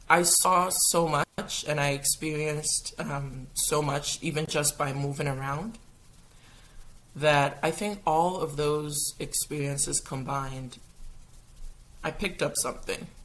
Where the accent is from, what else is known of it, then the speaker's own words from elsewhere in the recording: Kitchener, Ontario, Canada; moved away; also born or lived in Ghana / Gambia; so, I'm Canadian. I was born in Canada. I was born in um, Kitchener. But then I went out of Canada for 15 plus years. I lived in Ghana, I lived in Gambia